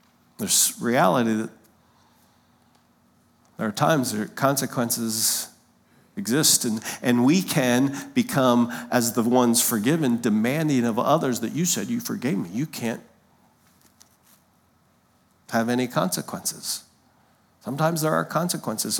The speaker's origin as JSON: {"language": "English", "town": "Lancaster", "region": "Pennsylvania", "country": "United States", "tie": "born or raised there", "moved": "yes", "said": "we grew up in Lancaster, Pennsylvania"}